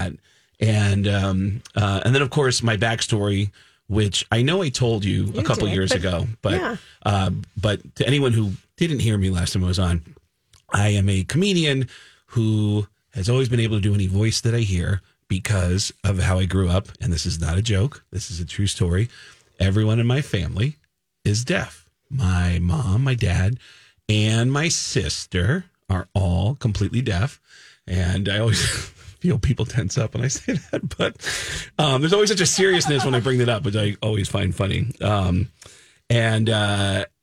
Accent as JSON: {"language": "English", "region": "New York", "country": "United States", "tie": "born or raised there", "moved": "yes", "said": "my friends that I grew up with in New York"}